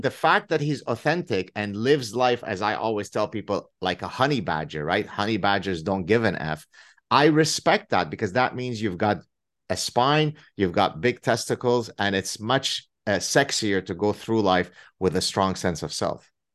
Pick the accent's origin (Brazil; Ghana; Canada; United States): Canada; I'm Canadian